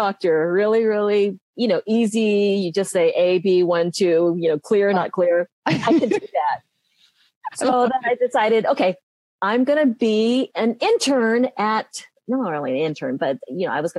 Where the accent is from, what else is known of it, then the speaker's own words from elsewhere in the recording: Los Angeles, California, United States; also born or lived in San Francisco, California; I was born in San Francisco, California, and I came down to Los Angeles when I was like four